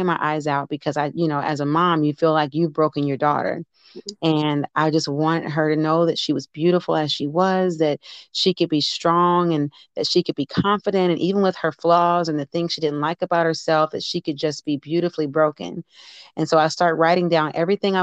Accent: Detroit, Michigan, United States; also born or lived in Green Bay, Wisconsin / Evansville, Indiana; now in New Albany, Indiana, United States; I'm originally from Detroit, Michigan

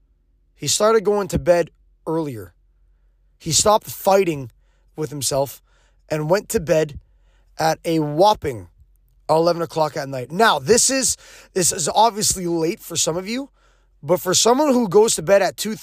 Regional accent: Quebec, Canada; I'm an English guy who's born and raised in Quebec

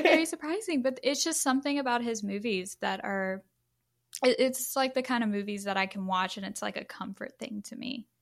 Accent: Louisiana, United States; I am actually from Louisiana as well

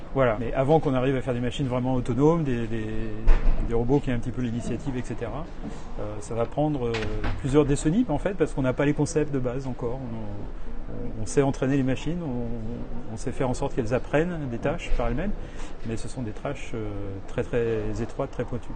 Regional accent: France; moved away as an adult; now in New York, United States; je suis français, euh, je, suis, je vis aux États-Unis depuis 30 ans.

